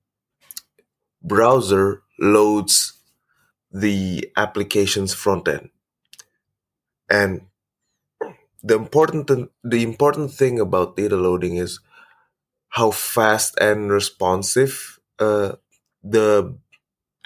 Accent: Indonesia; I'm from Indonesia

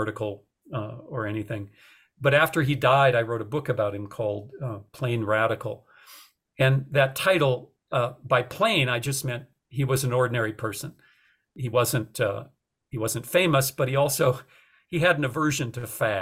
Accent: North Dakota, United States; moved away; also born or lived in Austin, Texas; I was, you know, a kid raised in a city. I didn't think much about it. I didn't know anything about agriculture. I'm from North Dakota.

